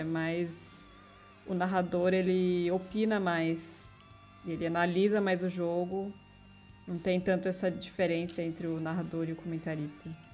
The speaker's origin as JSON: {"language": "Portuguese", "region": "São Paulo", "country": "Brazil", "tie": "born or raised there", "said": "Itaquerão também, enfim, é perto de onde eu cresci"}